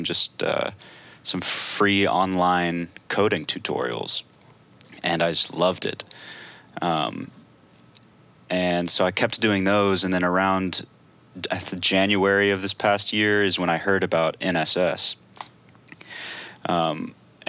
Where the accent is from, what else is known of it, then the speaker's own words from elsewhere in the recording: Franklin, Tennessee, United States; also born or lived in Chattanooga, Tennessee; I grew up right around Middle Tennessee in Franklin